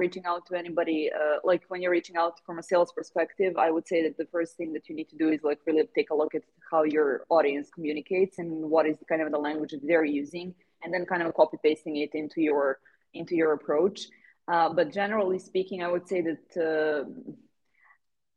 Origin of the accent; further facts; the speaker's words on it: Serbia; first language Serbian; English is a second language; I grew up in Serbia